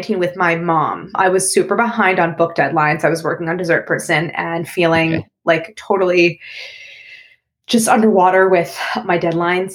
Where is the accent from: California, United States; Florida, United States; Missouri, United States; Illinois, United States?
Missouri, United States; St. Louis; moved away as an adult; also born or lived in Paris; I grew up in St. Louis, Missouri. My older sisters and I were all born and raised there.